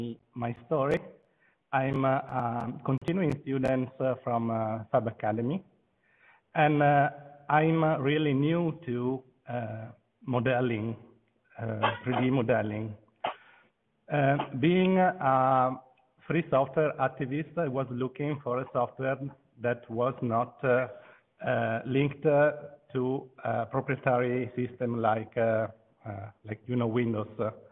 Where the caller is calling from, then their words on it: Venice, Veneto, Italy; I'm video conferencing from Venice.